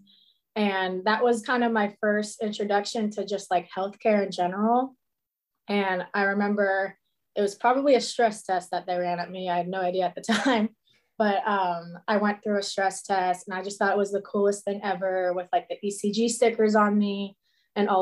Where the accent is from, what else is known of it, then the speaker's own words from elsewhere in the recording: Cincinnati, Ohio, United States; I'm from Cincinnati, Ohio